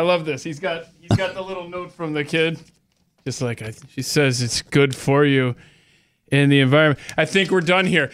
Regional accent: Georgia, United States; my home state

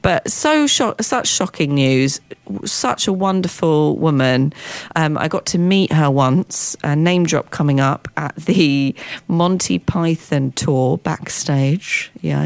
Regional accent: London, United Kingdom; as a Londoner

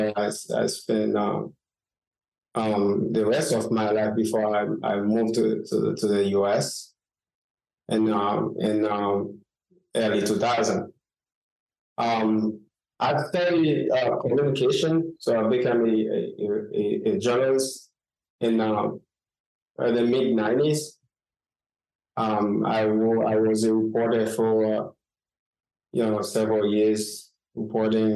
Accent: Haiti; moved away as an adult; now in Miami, United States; I was born and raised in Haiti. I would say most of my life I spent in Haiti.

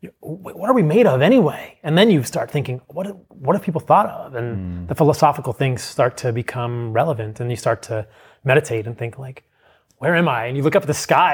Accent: Virginia, United States; I grew up in a pretty normal household in suburban Virginia. I was raised in the East Coast.

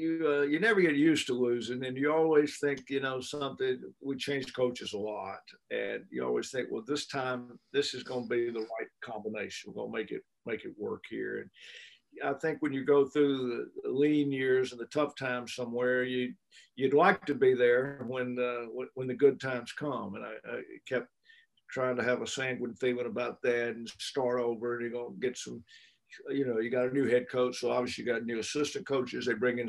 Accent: Mississippi, United States; I'm from Mississippi, not that far from home.

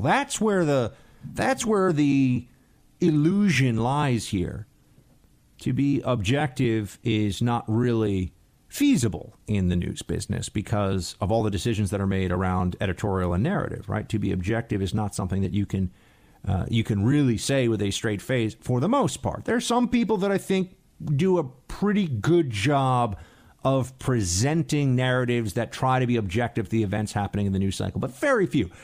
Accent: New York City, New York, United States; moved away; my hometown

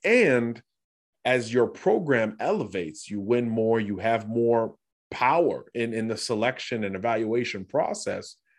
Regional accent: Florida, United States; I'm from Florida

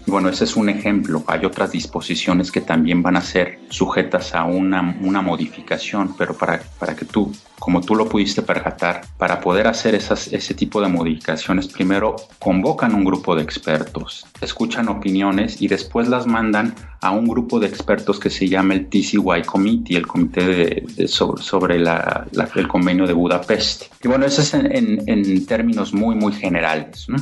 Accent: Mexico City, Mexico; yo soy mexicano, yo soy de la Ciudad de México

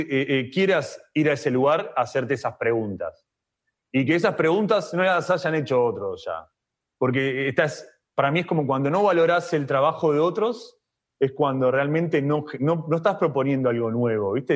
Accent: Argentina; nací en Argentina

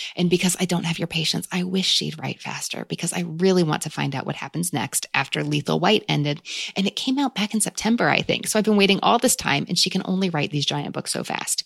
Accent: United States; as an American 'cause we don't have C C T V everywhere

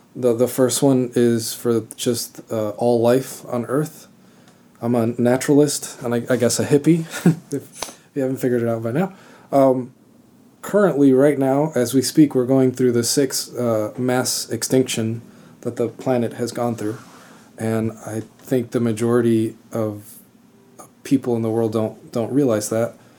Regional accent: Miami, Florida, United States; also born or lived in Cuba; I was born in Cuba, but I grew up in Florida. Uh, I grew up fairly close to the Everglades. I lived in, in Kendall, in Miami

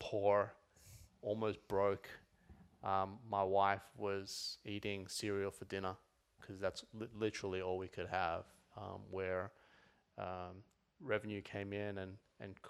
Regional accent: Sydney, New South Wales, Australia; moved away as an adult; also born or lived in Los Angeles; now in Melbourne, Australia; So, 03, I moved from Sydney to Melbourne, moved to a one-bedroom apartment, and first time out of home.

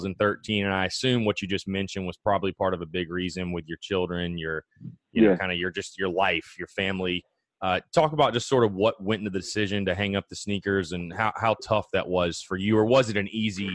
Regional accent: North Augusta, South Carolina, United States; I'm actually from North Augusta, so very familiar with Jackson, South Carolina.

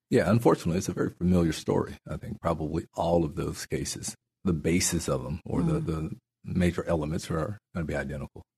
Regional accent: New Mexico, United States; also born or lived in Natchitoches Parish, Louisiana; now in Shreveport, United States; my grandparents moved my brother and I to New Mexico, mm. and I grew up in New Mexico

